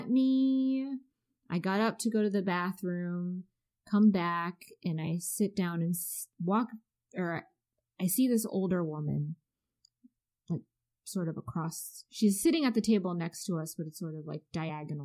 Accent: Ann Arbor, Michigan, United States; now in Maryland, United States; I grew up in Ann Arbor, but it wasn't very diverse

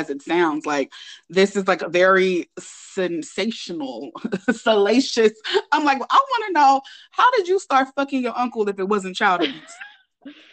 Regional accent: California, United States; I was raised in California

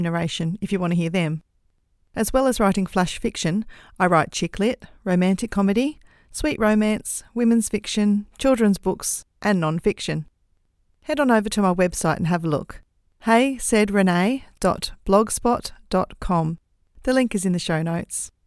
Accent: Australia; accent: Australian; I'm an Australian, in case you hadn't guessed from my accent

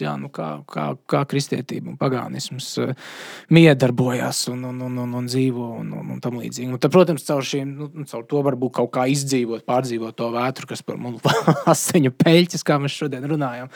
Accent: Latvia; es esmu latvietis

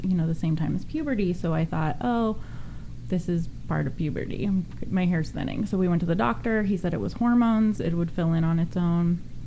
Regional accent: Sonoma/Napa area, Northern California, United States; I'm from Northern California, wine country, Sonoma, mm. Napa yeah. area

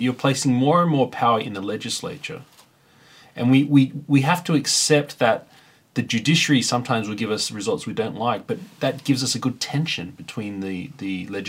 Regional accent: Sydney, New South Wales, Australia; now in Victoria, Australia; I grew up in New Sydney laughing at Victoria my whole life

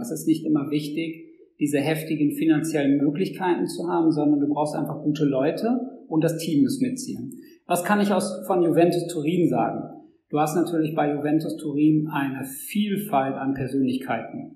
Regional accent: Dortmund, North Rhine-Westphalia, Germany; als Dortmunder Jung

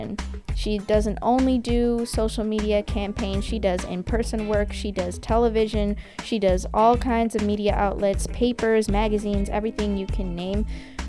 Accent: Canada; I'm Canadian

